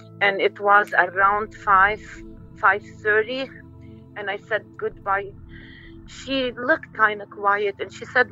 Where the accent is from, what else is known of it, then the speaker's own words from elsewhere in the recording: Lebanon; moved away; we're originally from Lebanon